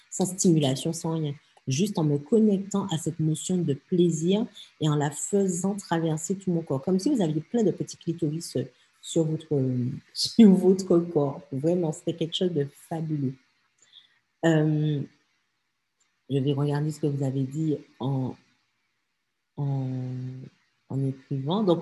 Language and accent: French; French Antilles, France; la vie assez monde comme on dit chez nous aux Antilles, ben traduction, euh, ben ouais, la vie, elle n'est pas facile en fait.